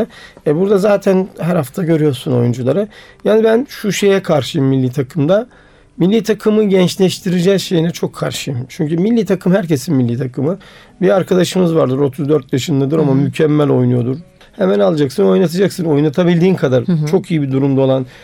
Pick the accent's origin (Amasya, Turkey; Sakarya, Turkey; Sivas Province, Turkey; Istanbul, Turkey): Sivas Province, Turkey; Sivas; also born or lived in Eskişehir; ben Sivaslıyım.